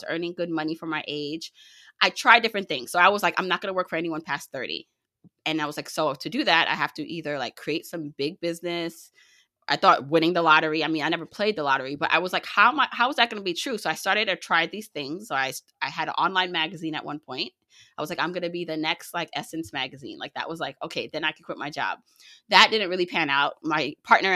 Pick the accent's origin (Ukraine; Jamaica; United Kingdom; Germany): Jamaica; now in United States; I was born in Jamaica, you know, the island, not Queens